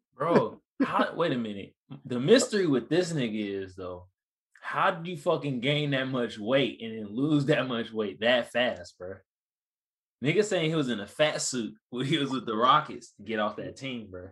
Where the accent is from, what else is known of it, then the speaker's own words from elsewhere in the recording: Oakland, California, United States; moved away as an adult; now in San Diego, United States; I'm from the Bay Area, Oakland to be exact. And I moved out here like in 05